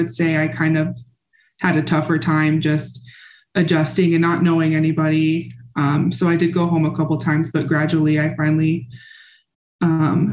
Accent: Bloomfield, Nebraska, United States; I grew up in a small town called Bloomfield, Nebraska

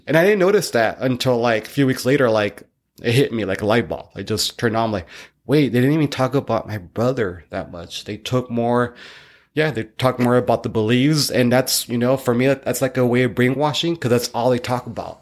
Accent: Northern California, United States; I was born in Northern California

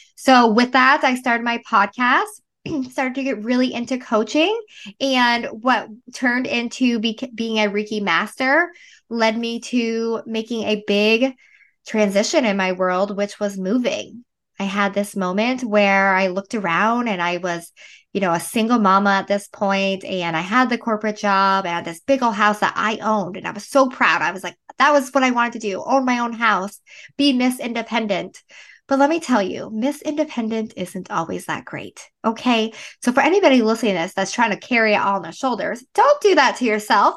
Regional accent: Northern Vermont, United States; I am originally from Vermont, Northern Vermont

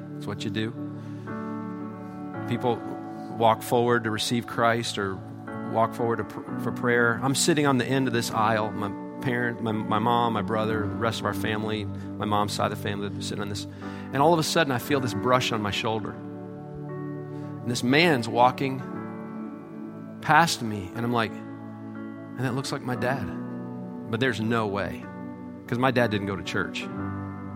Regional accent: Michigan, United States; moved away; I'm from Michigan. My parents are from Michigan.

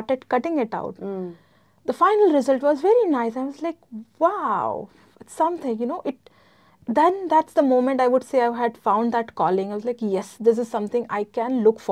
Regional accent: Gujarat, India; moved away as an adult; now in United Arab Emirates; I am from India, specifically from Gujarat.

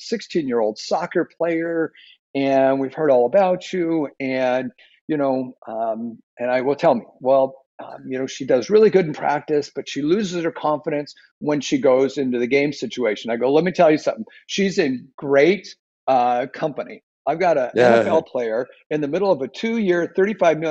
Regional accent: Seattle, Washington, United States; moved away as an adult; now in Southern California, United States; I grew up in a bad neighborhood in Seattle, Washington

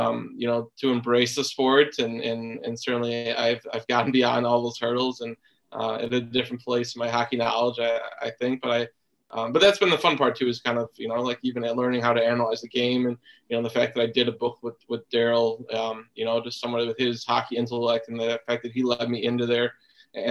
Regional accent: Chicago, Illinois, United States; I grew up in Chicago

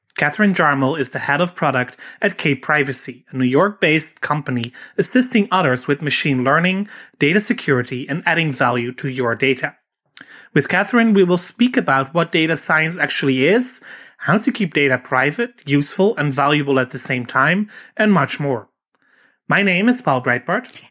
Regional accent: Netherlands; I'm Dutch

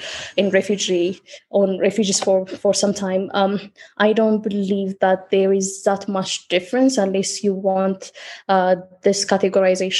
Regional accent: Addis Ababa, Ethiopia; I was born in Addis

